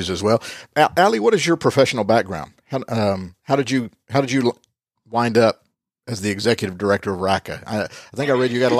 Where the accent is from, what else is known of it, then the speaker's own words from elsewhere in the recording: Rome, Lazio, Italy; born there; I was born in Rome.